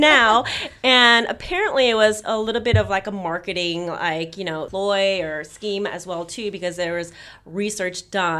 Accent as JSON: {"language": "English", "region": "New York", "country": "United States", "moved": "yes", "lives_now": "London, United Kingdom", "said": "I'm a New Yorker, you know, and I come from that very fast paced environment"}